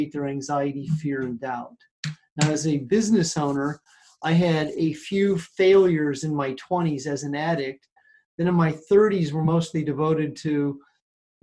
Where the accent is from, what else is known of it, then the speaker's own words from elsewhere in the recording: between Omaha, Nebraska and Kansas City, Missouri, Midwest, United States; moved away as an adult; also born or lived in Los Angeles; now in California, United States; I'm a Midwestern boy originally from right between Omaha, Nebraska and Kansas City, Missouri. I've lived in California for the last 35 years, but I grew up in the Midwest